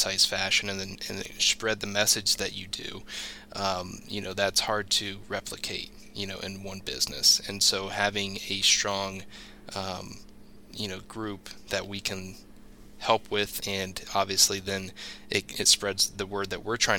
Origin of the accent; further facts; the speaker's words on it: Ashland, Ohio, United States; growing up in Ashland